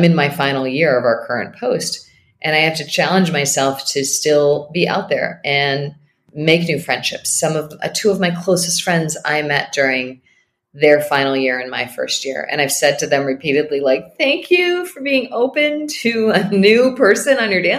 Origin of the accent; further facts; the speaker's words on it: Northeast, United States; moved away; I'm from the Northeast